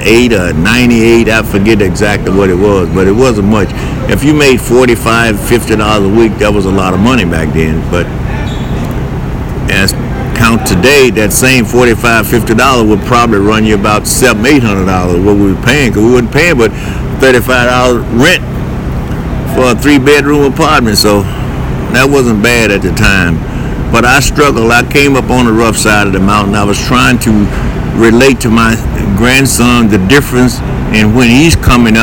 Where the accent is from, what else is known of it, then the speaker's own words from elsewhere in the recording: Louisiana, United States; also born or lived in Lake Providence, Louisiana; I'm from Louisiana. I was born in a little town by the name of Lake Providence, Louisiana